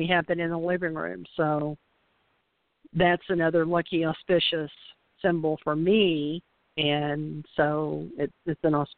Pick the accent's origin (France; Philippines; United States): United States; the South; we were raised in the South, so we are roll tide roll